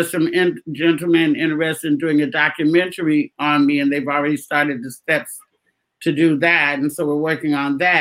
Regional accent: Oakland, California, United States; moved away; I'm from Oakland

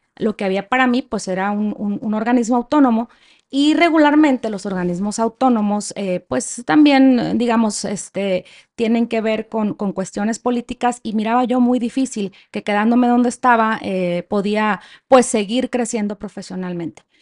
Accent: Culiacán, Sinaloa, Mexico; moved away as an adult; now in Chihuahua, Mexico; Yo soy de Sinaloa, no estoy tan en el norte, más bien es noroeste

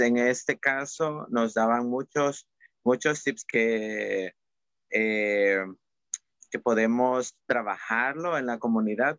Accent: El Salvador; en El Salvador hablamos de la palabra cuchicheo

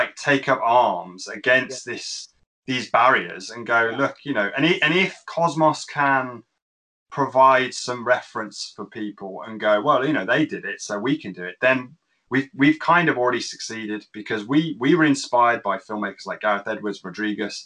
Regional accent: Birmingham, West Midlands, United Kingdom; from Birmingham in England

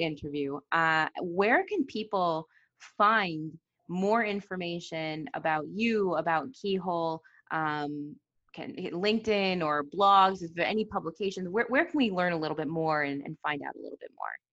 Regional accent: United States; accent: American; you can hear from my accent, I'm American

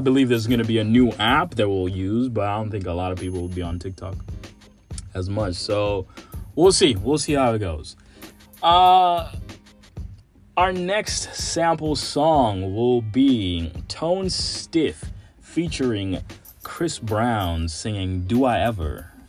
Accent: Nairobi, Kenya; also born or lived in Dallas, Texas / San Marcos, Texas; now in Texas, United States; born and raised in Nairobi, Kenya, but my family lives in Dallas, Texas, and I currently go to school at Texas State University

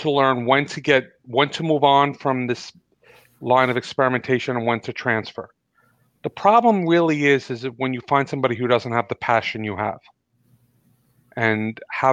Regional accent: New York, United States; growing up in New York

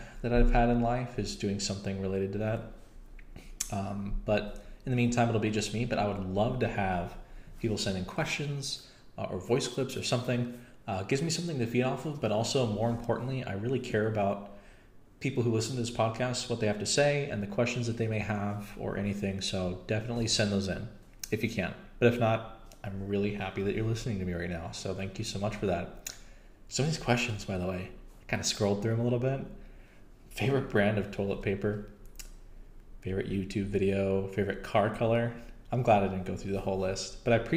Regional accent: United States; I'm American.

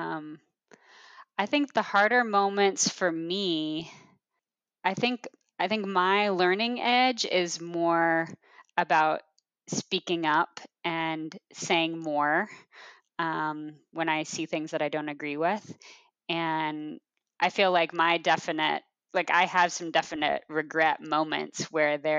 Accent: Portland, Oregon, United States; also born or lived in Chicago; now in Portland, United States; I grew up in Portland

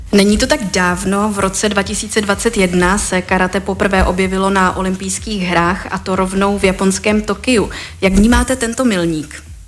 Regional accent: Czechia

